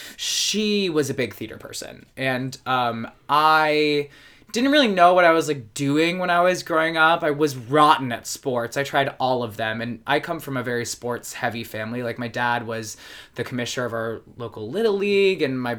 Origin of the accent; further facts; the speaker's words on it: Baltimore, Maryland, United States; also born or lived in Rochester, New York; now in New York, United States; So I was born in Rochester. We moved down to Baltimore, Maryland when I was like 4.5 or 5 in that range. So I say I'm from Baltimore. I've been in New York 10 years.